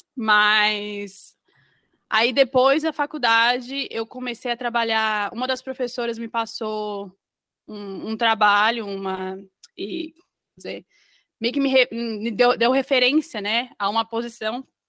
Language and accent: Portuguese; Florianópolis, Santa Catarina, Brazil; moved away as an adult; now in Northern Ireland, United Kingdom; eu sou de Florianópolis e aí eu fiz faculdade de moda, então, na UDESC